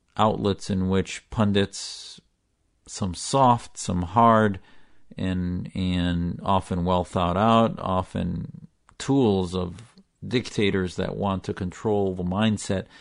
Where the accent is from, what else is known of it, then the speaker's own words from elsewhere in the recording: United States; also born or lived in Syria (family origin); As an American whose family fled Syria for political asylum here